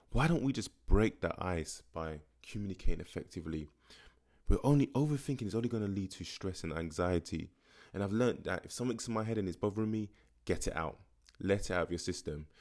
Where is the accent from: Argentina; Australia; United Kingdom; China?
United Kingdom; London; growing up in Tottenham